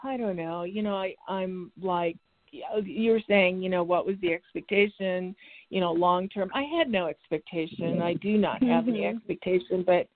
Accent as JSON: {"language": "English", "town": "Tucson", "region": "Arizona", "country": "United States", "said": "I'm from Arizona"}